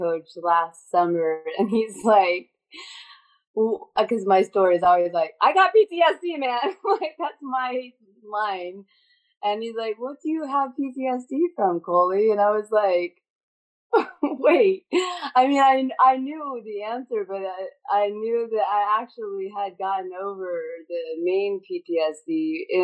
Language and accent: English; Northern California, United States; I grew up in California, it was like Northern California